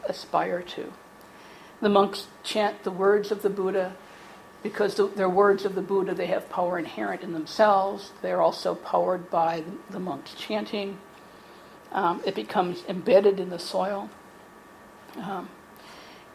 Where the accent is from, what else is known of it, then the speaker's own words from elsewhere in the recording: United States; I'm an American